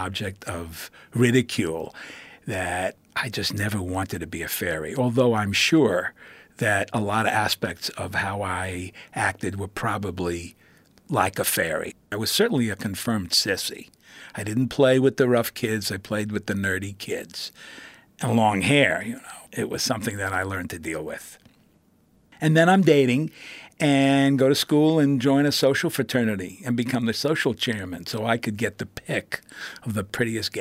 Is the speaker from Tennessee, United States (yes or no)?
no; New York City, New York, United States; I was born in the Bronx, first generation